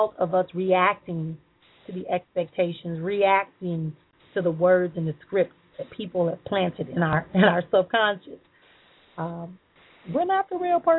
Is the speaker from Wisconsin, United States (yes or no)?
yes; Milwaukee, Wisconsin, United States; I'm going to come back home to my hometown in Milwaukee